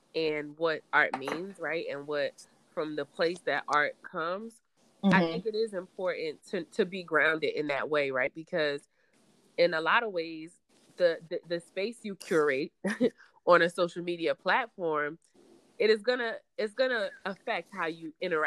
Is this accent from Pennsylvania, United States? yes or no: yes; Philadelphia, Pennsylvania, United States; I grew up in Philly. I grew up in the inner city.